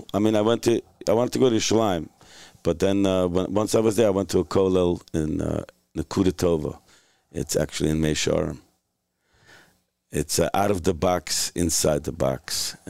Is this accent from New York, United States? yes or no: yes; New York City, New York, United States; Williamsburg by way of Hungary. Yeah. My parents are Hungarian, but I grew up in Williamsburg.